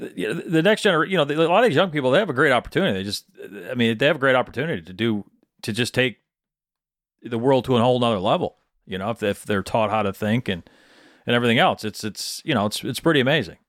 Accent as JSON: {"language": "English", "region": "Michigan", "country": "United States", "tie": "born or raised there", "said": "Where I grew up in Middle Michigan, it was, it was all Dell Chemical"}